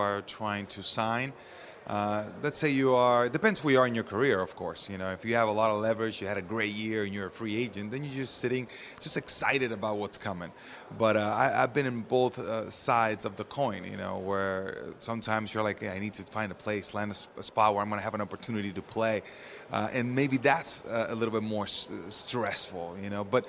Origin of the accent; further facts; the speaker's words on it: Orlando, Florida, United States; I'm here in Orlando. This is my hometown